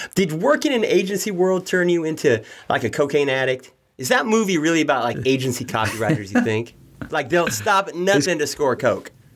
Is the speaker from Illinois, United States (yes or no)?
no; Redding, California, United States; I grew up in Redding, California